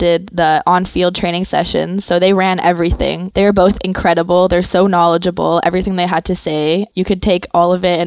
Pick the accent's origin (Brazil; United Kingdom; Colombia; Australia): Colombia; Bogota; moved away; I'm from Colombia